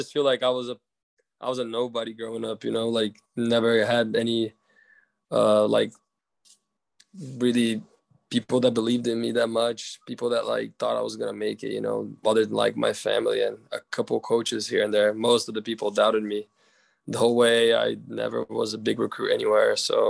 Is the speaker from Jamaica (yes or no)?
no; Brazil; Oh, well, I'm from Brazil and my family lives in Brazil.